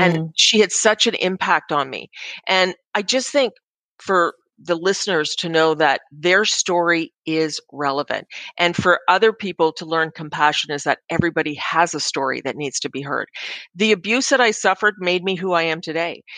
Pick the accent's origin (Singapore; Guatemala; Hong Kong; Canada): Canada; as a Canadian